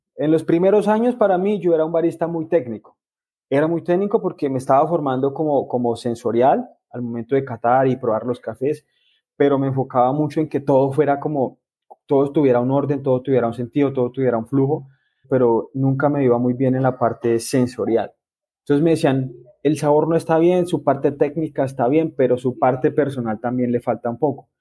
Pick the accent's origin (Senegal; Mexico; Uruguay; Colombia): Colombia; El Espinal, Tolima; now in Huila, Colombia; Yo soy del Espinal Tolima